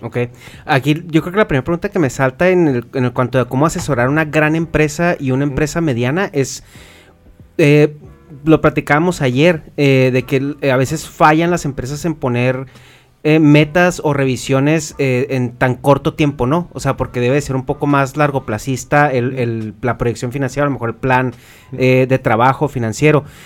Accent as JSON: {"language": "Spanish", "region": "Chihuahua", "country": "Mexico", "said": "nosotros somos de Chihuahua"}